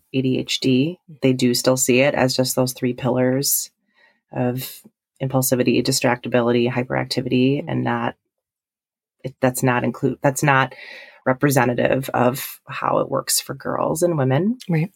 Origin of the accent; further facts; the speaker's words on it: Milwaukee, Wisconsin, United States; moved away as an adult; now in Stevens Point, United States; I'm originally from the Milwaukee area